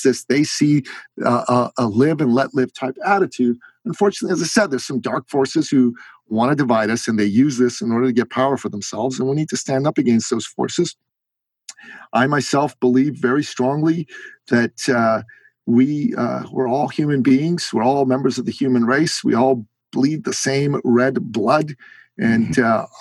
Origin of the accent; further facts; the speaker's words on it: Iran; moved away; I'm from Iran. I am a Christian man, a Christian man from Iran.